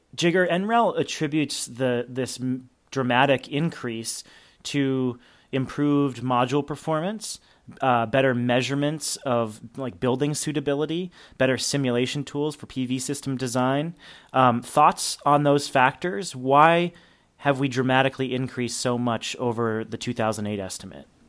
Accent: New Hampshire, United States; my home state of New Hampshire

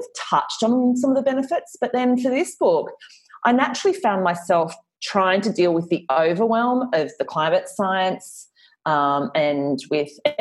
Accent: Australia; I am clearly Australian, but I spent a lot of time in the States

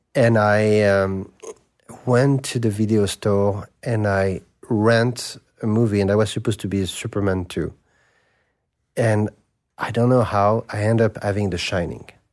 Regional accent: Paris, Île-de-France, France; I grew up in Saint Germain des Prés

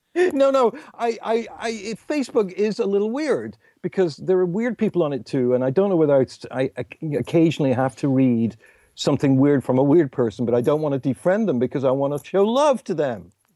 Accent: England, United Kingdom; me being English

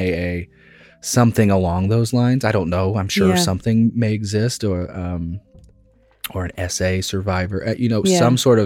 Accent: Greene County, Indiana, United States; I grew up in Greene County, Indiana. That is a backwoods Indiana place

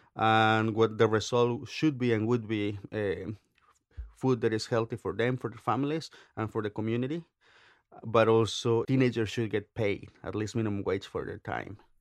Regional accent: Oaxaca, Mexico; now in United States; I grew up in Oaxaca, very, eh, politically active state

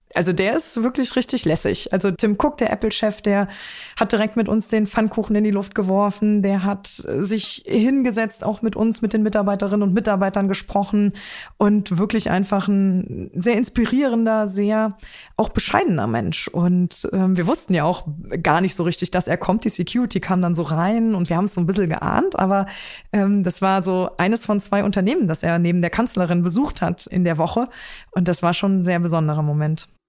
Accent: Trier, Rhineland-Palatinate, Germany; in meiner Heimat

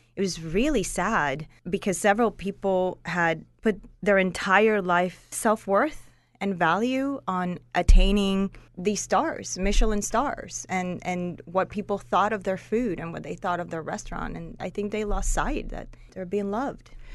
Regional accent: Puerto Rico; moved away as an adult; also born or lived in Norcross, Georgia; now in Atlanta, United States; I grew up and I was raised in Puerto Rico. I've been living in Atlanta

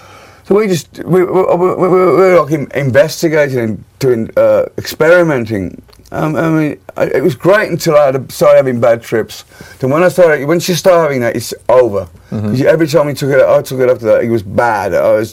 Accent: Birmingham, West Midlands, United Kingdom; born or raised there

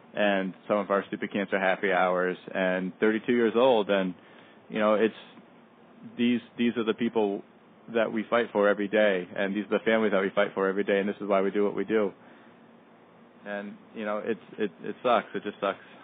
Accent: Danbury, Connecticut, United States; my hometown, Danbury, Connecticut

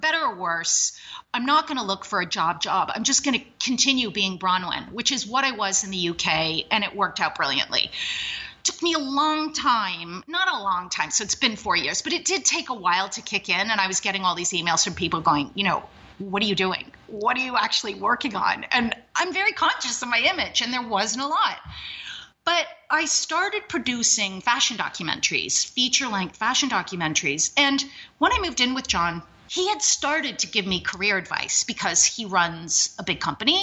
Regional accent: Toronto, Ontario, Canada; moved away as an adult; also born or lived in London, England; now in New York, United States; I am North American, but I was raised in Toronto, Canada

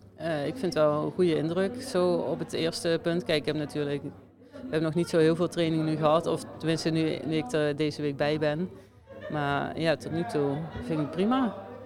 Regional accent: Venray, Limburg, Netherlands; moved away as an adult; now in Slovenia; Venray. Dus, dicht bij of, ja, mijn geboorteplaats

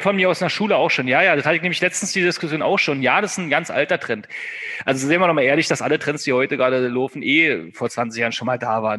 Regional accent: Brandenburg, Germany; Und ich komme ja aus Brandenburg

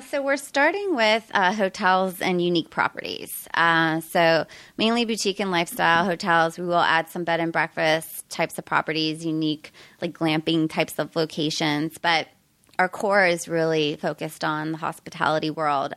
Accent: Pittsburgh, Pennsylvania, United States; moved away as an adult; also born or lived in Arizona / San Diego; now in Topanga, United States; originally from Pennsylvania

